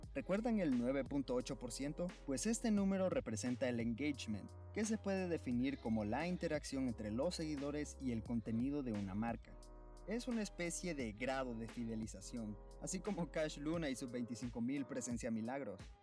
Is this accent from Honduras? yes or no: yes; Honduras; en mi tierra querida